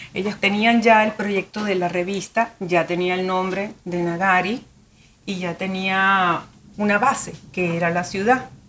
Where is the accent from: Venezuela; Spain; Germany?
Venezuela; now in Miami, United States; Soy venezolana de la provincia en Venezuela.